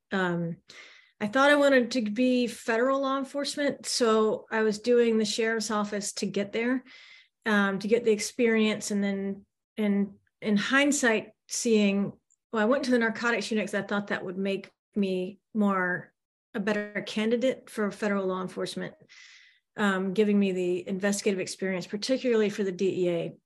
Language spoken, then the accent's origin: English; the South, United States; also born or lived in Manhattan, New York / North Central Florida; we're from the South, that's where our family is